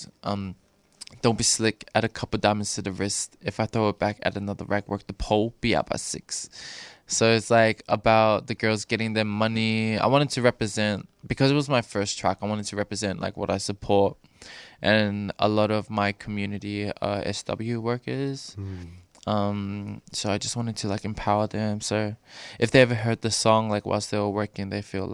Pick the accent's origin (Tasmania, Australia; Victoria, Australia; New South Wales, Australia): Victoria, Australia; Doveton; now in Cranbourne, Australia; I was raised in Dovetin, near Dandenong, and also now I'm staying in Cranbourne